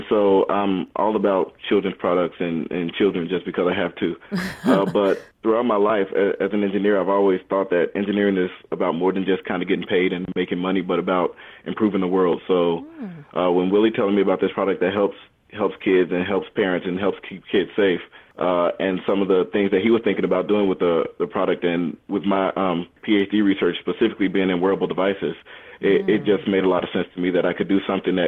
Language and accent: English; Chicago, Illinois, United States; also born or lived in Boston area; now in Plano, United States; I was born in Chicago, Illinois. I went to school in the Boston area